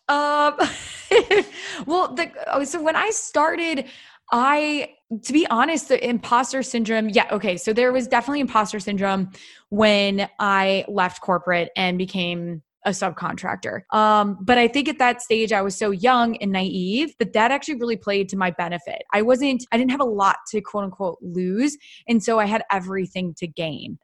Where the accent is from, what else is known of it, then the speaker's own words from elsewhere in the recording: Iowa, United States; I'm originally from Iowa.